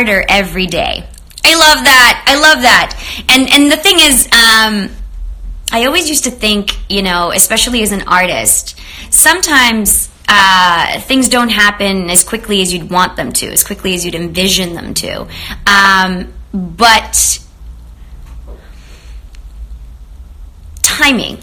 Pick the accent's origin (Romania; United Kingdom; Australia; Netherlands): Romania; also born or lived in Canada; now in Los Angeles, United States; I grew up in Romania, and I also spent a lot of time in Canada